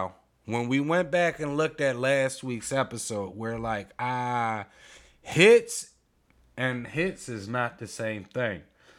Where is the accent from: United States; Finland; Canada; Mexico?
United States; Philadelphia, Pennsylvania; We're from Philly, right?